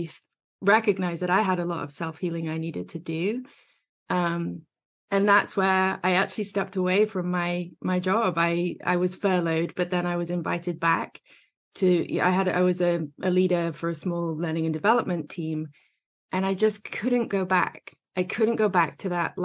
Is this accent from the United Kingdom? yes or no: yes; England, United Kingdom; moved away as an adult; now in United States; I'm over here in the States now, but I grew up in England.